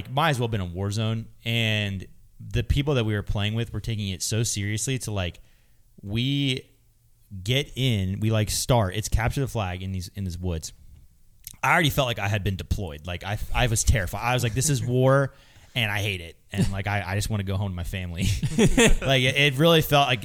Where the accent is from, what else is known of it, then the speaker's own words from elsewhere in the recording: Lancaster, United States; now in Lynchburg, United States; there was a place where I grew up in Lancaster called Laser Dome